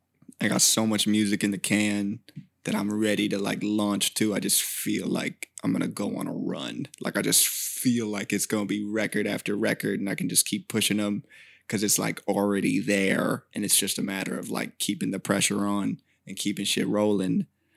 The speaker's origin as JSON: {"language": "English", "town": "Fair Oaks", "region": "California", "country": "United States", "tie": "born or raised there", "said": "Born and raised. This is I'm in Sac County. I'm Sacramento. Like, this is my place."}